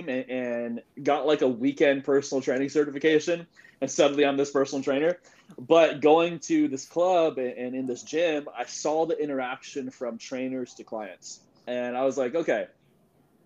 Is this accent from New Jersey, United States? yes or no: no; Sacramento, California, United States; So I'm born and raised in Sacramento, California. So right now I'm in Sacramento